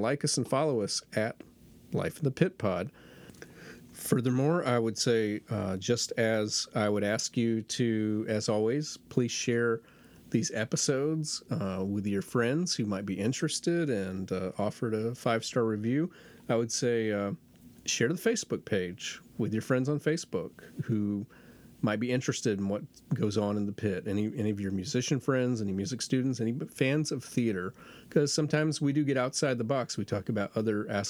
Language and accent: English; Florida, United States; moved away as an adult; also born or lived in Jacksonville; now in North Carolina, United States; I'm actually a Florida native. I was born in Florida, and I lived there 22 years before I moved to North Carolina